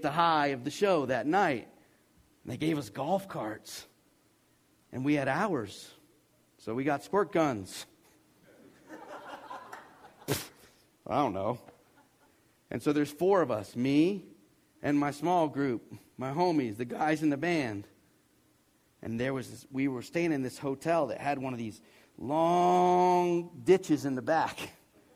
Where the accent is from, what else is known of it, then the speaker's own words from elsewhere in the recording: the South, United States; I'm from the South, and I was 21 years old